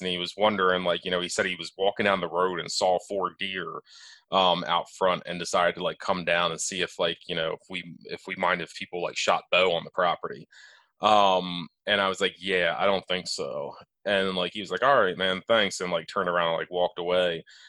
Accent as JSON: {"language": "English", "town": "Elkton", "country": "United States", "tie": "born or raised there", "said": "I grew up in Elkton."}